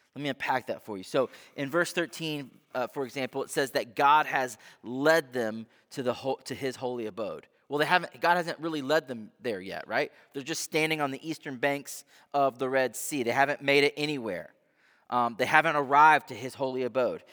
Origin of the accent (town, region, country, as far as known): United States